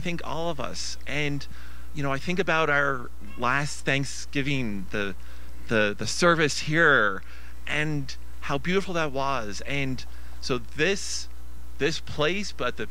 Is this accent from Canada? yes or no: yes; Newfoundland and Labrador, Canada; I'm from Newfoundland